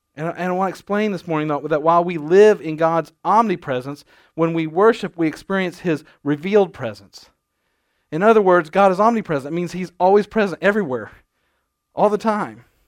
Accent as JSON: {"language": "English", "region": "Nebraska", "country": "United States", "tie": "born or raised there", "moved": "yes", "said": "I grew up in Nebraska"}